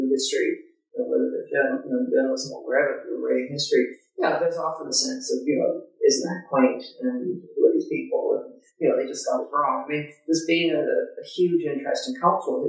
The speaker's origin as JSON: {"language": "English", "country": "Canada", "tie": "born or raised there", "said": "when I grew up in Canada, we were such a nice, kind of people"}